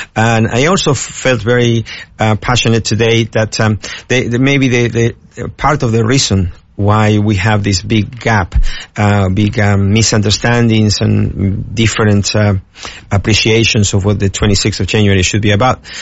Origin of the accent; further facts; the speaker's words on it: Argentina; also born or lived in United States; now in Australia; I came from the USA, although I'm originally from Argentina